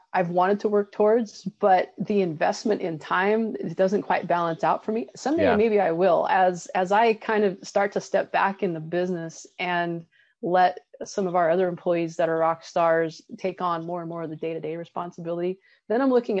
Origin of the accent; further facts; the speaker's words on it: Colorado, United States; and I grew up in Colorado actually, which is something we have in common. And I love the mountains. Here in California, I love the Sierras.